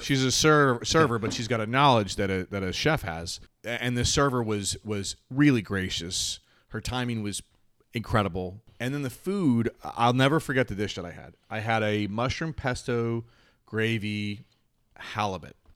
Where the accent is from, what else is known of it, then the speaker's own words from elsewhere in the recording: Charlotte, North Carolina, United States; moved away as an adult; also born or lived in New Jersey; I grew up in Charlotte.